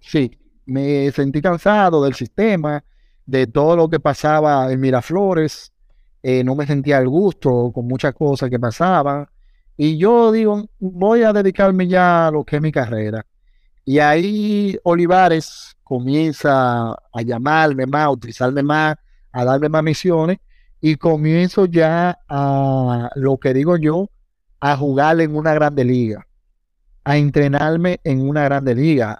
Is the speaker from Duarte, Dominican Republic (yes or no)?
no; Higüey, La Altagracia, Dominican Republic; yo soy de Higüey